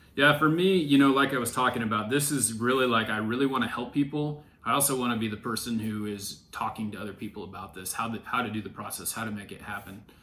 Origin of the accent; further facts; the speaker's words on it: Ontario, Oregon, United States; also born or lived in California; I grew up in Ontario, Oregon